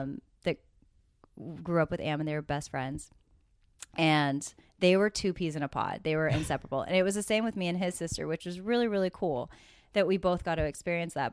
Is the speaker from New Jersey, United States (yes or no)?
no; Coquille, Oregon, United States; moved away; also born or lived in Los Angeles; I grew up in Coquille, Oregon